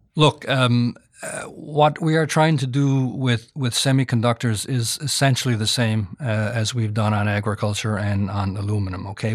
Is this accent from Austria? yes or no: no; Canada; I'm Canadian.